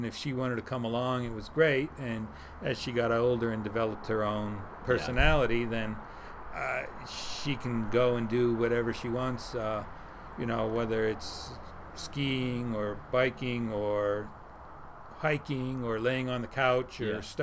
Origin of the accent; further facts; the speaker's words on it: between Philadelphia and New York, Northeast, United States; I grew up in the Northeast, just in between Philly and New York.